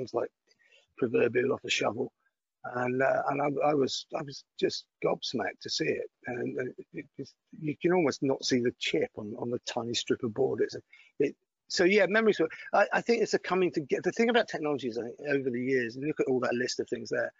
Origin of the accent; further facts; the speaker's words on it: Greenock, Scotland, United Kingdom; accent: Glaswegian; moved away; also born or lived in Putney; I grew up in a town called Greenock on the Clyde